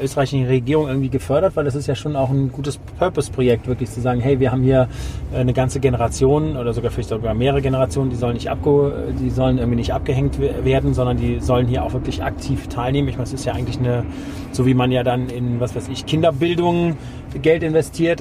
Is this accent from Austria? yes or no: no; Germany; Jetzt bin ich ja Deutscher